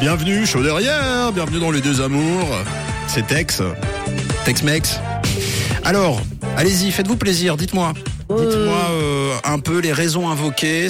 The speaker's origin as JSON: {"language": "French", "country": "Switzerland", "said": "chez nous en Suisse"}